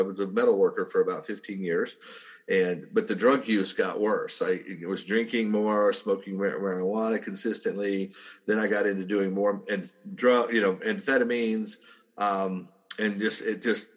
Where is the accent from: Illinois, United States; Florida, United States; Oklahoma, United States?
Oklahoma, United States; southern; I grew up in a very small town in southern Oklahoma